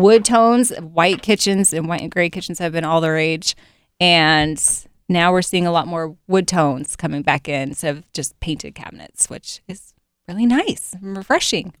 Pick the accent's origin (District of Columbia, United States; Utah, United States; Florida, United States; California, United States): Utah, United States; Provo; now in Central Ohio, United States; I'm from Provo